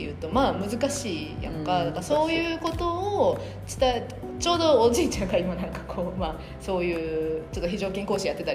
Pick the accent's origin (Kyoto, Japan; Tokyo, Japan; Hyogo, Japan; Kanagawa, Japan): Kyoto, Japan; now in Singapore; 京都に戻ったらやっぱ京都やもん